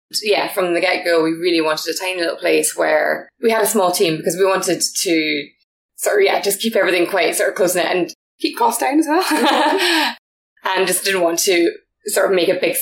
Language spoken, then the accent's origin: English; Scotland, United Kingdom